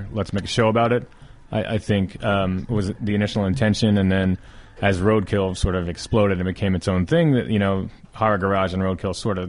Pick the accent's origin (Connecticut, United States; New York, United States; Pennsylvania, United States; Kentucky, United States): Pennsylvania, United States; Philadelphia; moved away as an adult; also born or lived in New Jersey; now in California, United States; I came out for the winter because I'm from Philadelphia